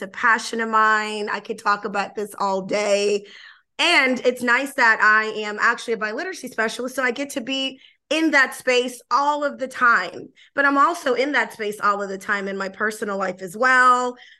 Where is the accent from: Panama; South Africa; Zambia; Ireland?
Panama; first language Spanish; English is a second language; moved away; also born or lived in New Orleans, Louisiana, United States / Austin, Texas, United States; I'm originally from Panama, moved to New Orleans, but lived in Austin for about 11 years, had to move, and I moved back.